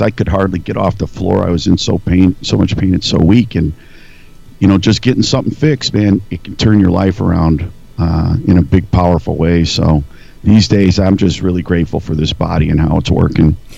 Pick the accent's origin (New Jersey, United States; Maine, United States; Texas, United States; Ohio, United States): Ohio, United States; Northeast; moved away as an adult; now in Nebraska, United States; I grew up in Northeast Ohio, right on Lake Erie, uh, mm-hmm. about 25 miles east of Cleveland, tiny small town